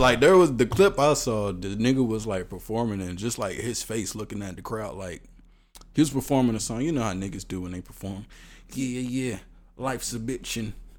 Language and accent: English; Houston, Texas, United States; I'm from Houston